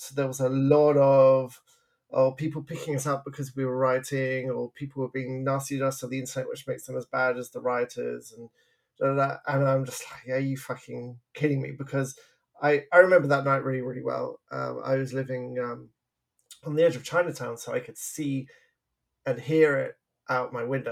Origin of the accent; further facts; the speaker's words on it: England, United Kingdom; now in Vancouver, Canada; I'm from England. I grew up in the 80s.